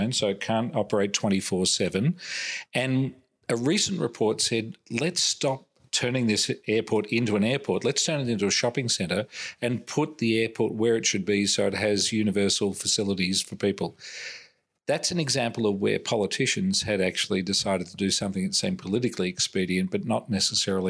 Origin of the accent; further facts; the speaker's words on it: Australia; I'm Australian